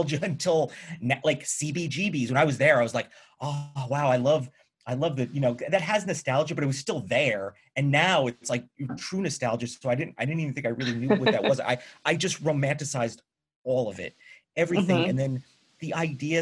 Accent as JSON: {"language": "English", "region": "New York", "country": "United States", "tie": "born or raised there", "said": "I grew up in New York, you know, maybe like an hour outside of New York City"}